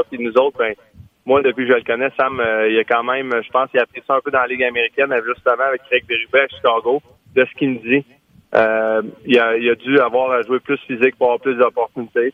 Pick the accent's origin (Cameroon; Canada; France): Canada; Quebec; en tant que Québécois